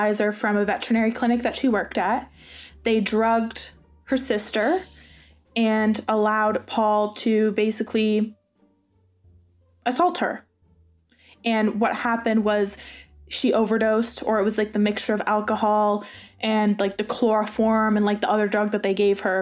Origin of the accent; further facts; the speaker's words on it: Burlington, Ontario, Canada; my hometown in Burlington. Our hometown in Burlington.